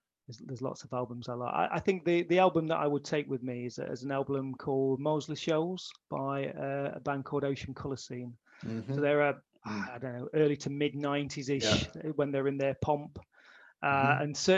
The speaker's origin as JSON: {"language": "English", "region": "Midlands", "country": "United Kingdom", "tie": "born or raised there", "said": "being born and raised in the Midlands"}